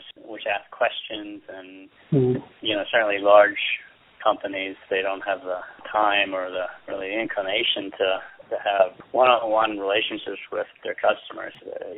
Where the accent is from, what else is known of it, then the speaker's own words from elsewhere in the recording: Washington, District of Columbia, United States; moved away as an adult; also born or lived in New York City, United States; now in Wurtsboro, United States; originally I'm from the Washington, D.C. area